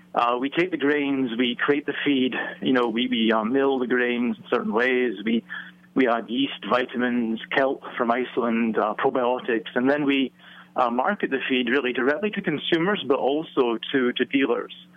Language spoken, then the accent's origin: English; Scotland, United Kingdom; now in Virginia, United States; I'm from neither place. I'm from Scotland originally.